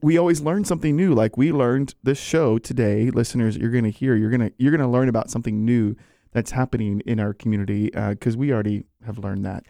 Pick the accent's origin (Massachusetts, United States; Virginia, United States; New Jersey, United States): Virginia, United States; I'm from Virginia